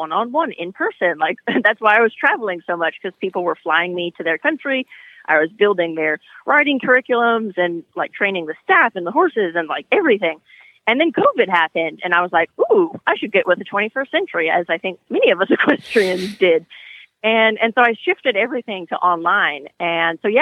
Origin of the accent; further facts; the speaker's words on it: California, United States; moved away as an adult; also born or lived in Europe; when I grew up in California riding horses